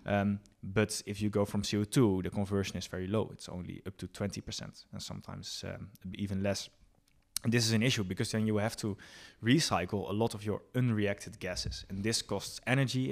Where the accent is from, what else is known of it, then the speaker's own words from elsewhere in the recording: Bergen, North Holland, Netherlands; moved away; also born or lived in Enschede; I'm originally from, uh, Bergen near Alkmaar in, uh, Noord-Holland